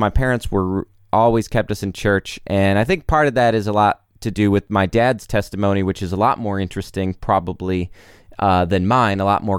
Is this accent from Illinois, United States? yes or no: no; South Carolina, United States; now in Nashville, United States; my family lives in South Carolina